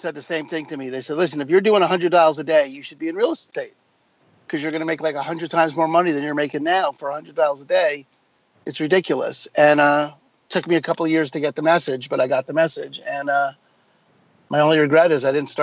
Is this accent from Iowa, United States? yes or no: no; New York, United States; moved away as an adult; also born or lived in New Mexico; now in Seattle, United States; I grew up in New York